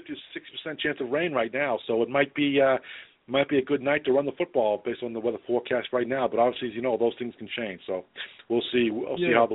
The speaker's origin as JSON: {"language": "English", "region": "New England", "country": "United States", "tie": "born or raised there", "accent": "Northeast", "moved": "as an adult", "lives_now": "South Carolina, United States", "said": "from New England. I grew up in New England"}